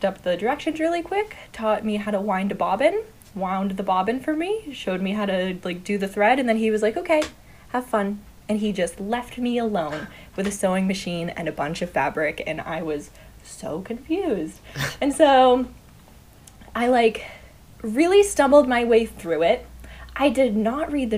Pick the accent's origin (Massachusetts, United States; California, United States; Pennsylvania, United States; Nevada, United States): Massachusetts, United States; Northern; moved away as an adult; also born or lived in Jamaica Plain; now in Boston, United States; I grew up mostly in Northern Mass, like right on the New Hampshire border